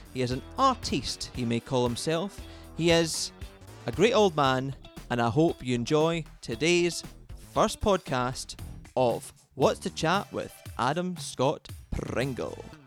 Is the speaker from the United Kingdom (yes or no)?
yes; west coast of Scotland, United Kingdom; now in London, United Kingdom; I'm a Scotsman from the middle of nowhere on the west coast of Scotland, but at the moment I'm occupied in London